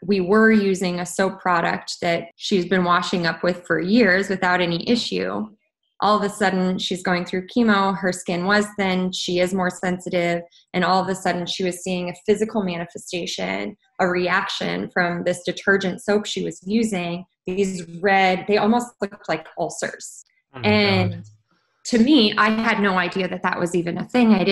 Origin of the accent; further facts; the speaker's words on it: Colorado, United States; moved away as an adult; I am from Colorado. I flew home to Colorado